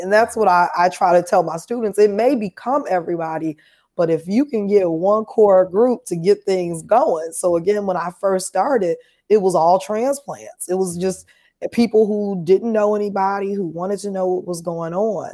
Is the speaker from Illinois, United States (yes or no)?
yes; Chicago, Illinois, United States; moved away as an adult; now in Nashville, United States; I'm from Chicago originally, so I'm a Chicago native li-, now living here in Nashville